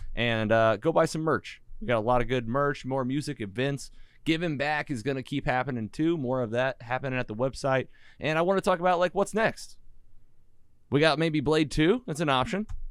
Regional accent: Bonne Terre, Missouri, United States; bond terrors where I grew up in Missouri

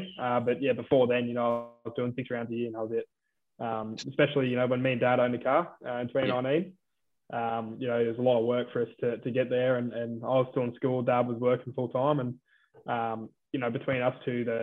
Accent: Lismore, New South Wales, Australia; I'm from Lismore, New South Wales

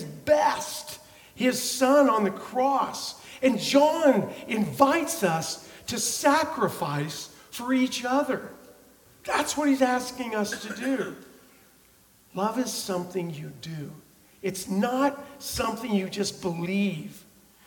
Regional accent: Oklahoma, United States; I'm from Oklahoma.

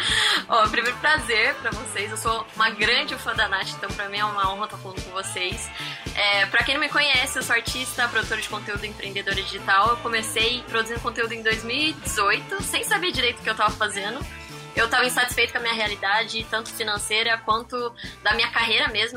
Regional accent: interior of Campinas, São Paulo, Brazil; moved away as an adult; acabei mudando pra lá, porque eu sou do interior de Campinas

